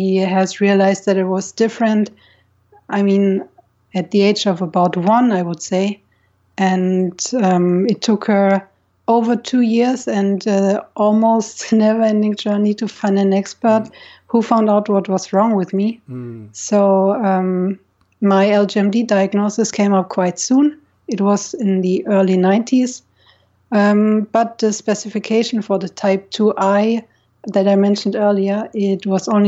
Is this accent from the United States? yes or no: no; near Munich, Bavaria, Germany; now in Nice, France; I'm from Germany, actually. I was born in a city close to Munich in Bavaria.